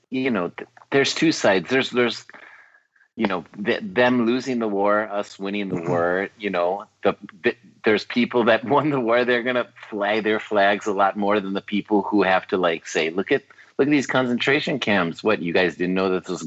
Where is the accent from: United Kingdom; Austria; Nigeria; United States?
United States; you have something against me because I'm an American.